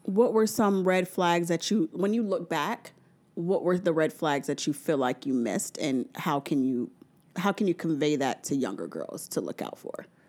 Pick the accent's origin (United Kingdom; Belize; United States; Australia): United States; New Orleans, Louisiana; I'm from New Orleans